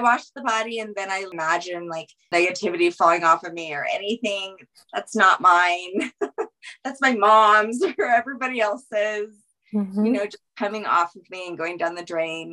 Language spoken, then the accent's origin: English; Louisiana, United States; I'm from Louisiana